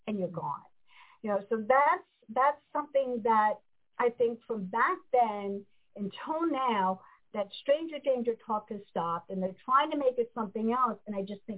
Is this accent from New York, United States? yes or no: yes; Westchester County, New York, United States; I grew up in Westchester County